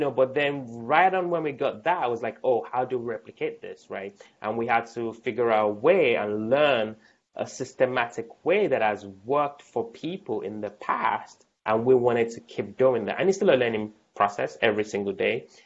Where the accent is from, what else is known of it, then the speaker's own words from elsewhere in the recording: United States; born there; I was born in America